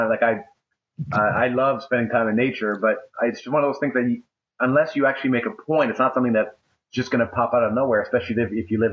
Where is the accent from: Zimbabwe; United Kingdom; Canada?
Canada; I'm from Canada.